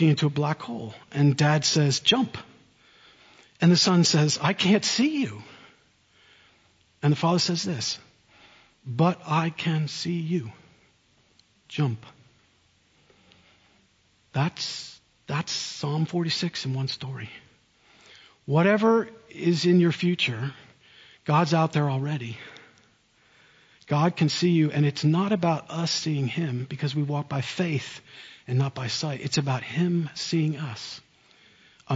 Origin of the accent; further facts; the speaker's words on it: central New Jersey, United States; moved away as an adult; also born or lived in Oxford, England; now in South Carolina, United States; I grew up in central New Jersey